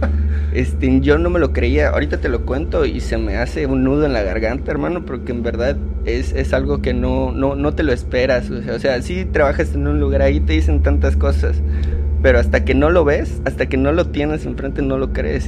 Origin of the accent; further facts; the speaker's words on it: Yucatán, Mexico; soy yucateco orgullosamente